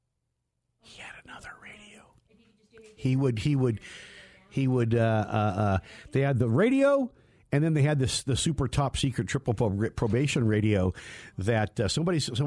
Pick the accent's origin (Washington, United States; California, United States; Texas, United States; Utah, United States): California, United States; Walnut Creek; I'm from the Walnut Creek Danville area